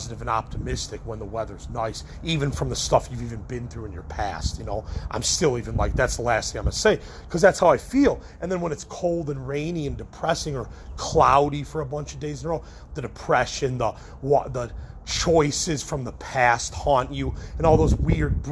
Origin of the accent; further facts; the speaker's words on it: Chicago, Illinois, United States; I'm from Chicago.